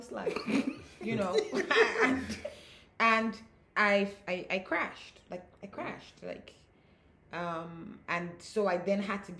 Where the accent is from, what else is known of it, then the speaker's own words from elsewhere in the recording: Nigeria; being African, with being Nigerian, with this culture